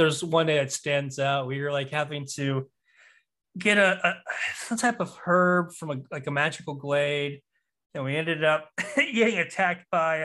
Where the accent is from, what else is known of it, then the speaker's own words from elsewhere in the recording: the South, United States; growing up in the South